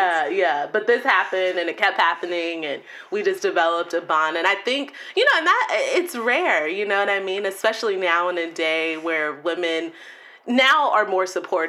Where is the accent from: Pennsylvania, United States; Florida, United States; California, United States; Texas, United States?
Texas, United States; also born or lived in Kansas; I was born in Kansas, but raised in Texas, so I spent the majority of my life in Texas. I'm a true Southern Belle, I like to say.